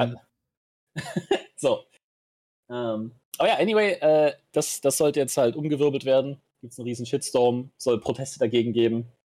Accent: Germany; bei uns in Deutschland

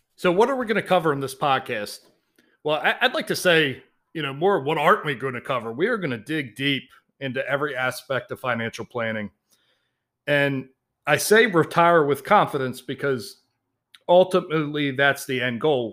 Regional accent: Baltimore, Maryland, United States; I was raised in Baltimore, Maryland.

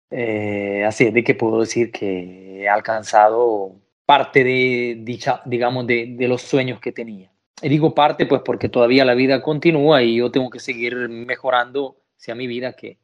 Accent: El Salvador; moved away as an adult; now in Italy; yo soy del Salvador. Del Salvador. Salvador, Centroamérica

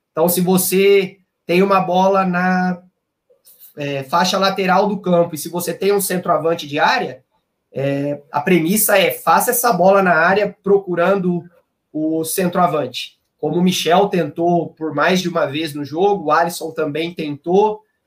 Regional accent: Campinas, São Paulo, Brazil; eu sou de Campinas, eu fiz faculdade de educação física em Campinas mesmo, na Unicamp

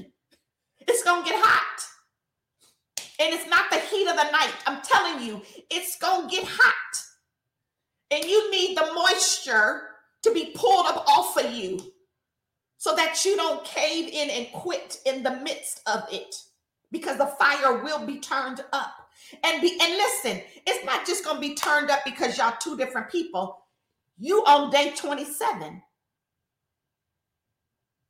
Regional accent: Richmond, United States; I grew up in Richmond, y'all. So I'm still real Richmond

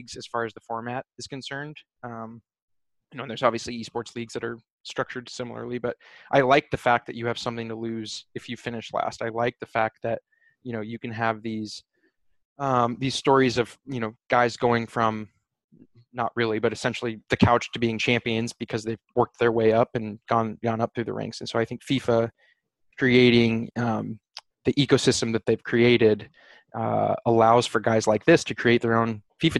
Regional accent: Phoenix, Arizona, United States; I grew up in Phoenix and I went to Northern Arizona University

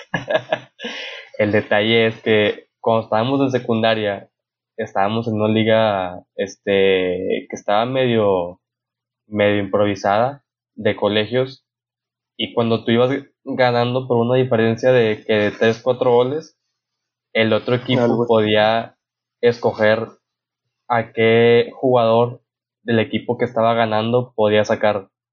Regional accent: Mexico

